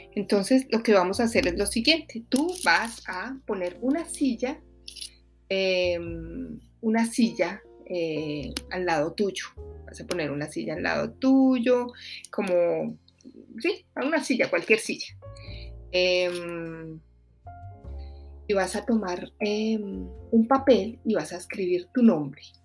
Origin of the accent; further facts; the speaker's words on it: Bogotá, Colombia; moved away; soy de Bogotá